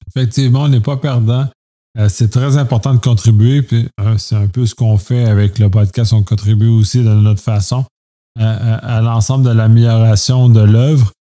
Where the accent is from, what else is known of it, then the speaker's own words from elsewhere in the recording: Canada; en tant que Canadien